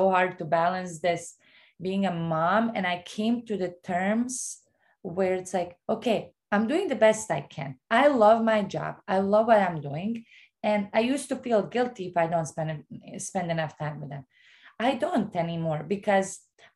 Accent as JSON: {"language": "English", "country": "Bosnia & Herzegovina", "tie": "born or raised there", "moved": "yes", "lives_now": "United States", "said": "I grew up in Bosnia where I know how it is not to have anything. And I'm like one of those that, you know, is an American now"}